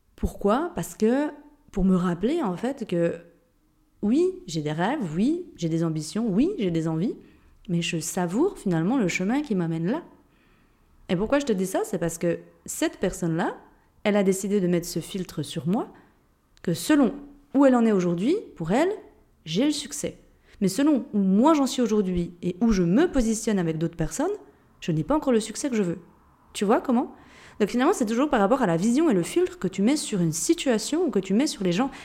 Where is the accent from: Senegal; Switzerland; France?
Switzerland; Jura; accent: Jurassien; moved away; je viens d'un pays de Suisse. Je pense que tu l'as entendu avec mon accent. Il me semble que je le perds pas, mon accent jurassien